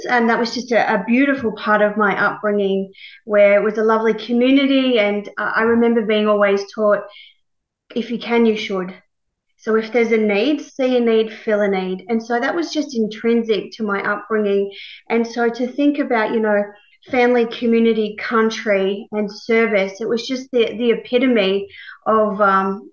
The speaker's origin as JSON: {"language": "English", "town": "Young", "region": "New South Wales", "country": "Australia", "tie": "born or raised there", "said": "I was born in Young, New South Wales, a very small country town"}